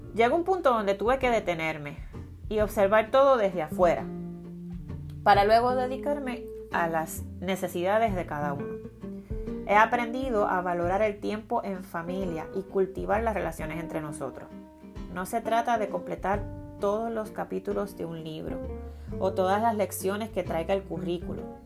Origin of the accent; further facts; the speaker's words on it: Carolina, Puerto Rico; soy natural de Carolina, tierra de gigantes, en la hermosa isla de Puerto Rico